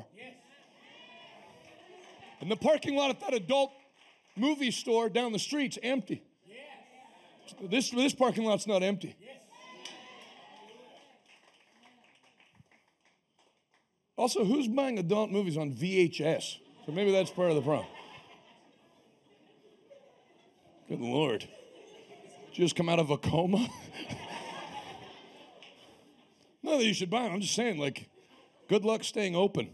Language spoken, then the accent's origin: English; Northeast, United States; now in Pittsburgh, United States; I'm from the Northeast